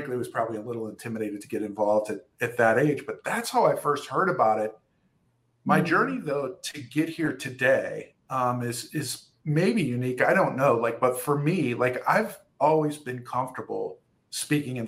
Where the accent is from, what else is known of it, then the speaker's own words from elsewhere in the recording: Ohio, United States; I've been born and raised in Ohio